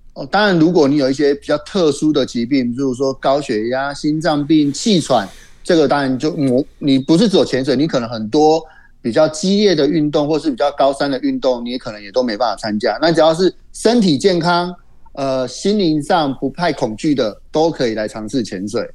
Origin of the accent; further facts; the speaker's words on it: Hengchun, Pingtung County, Taiwan; 我是来自台湾最南端恒春的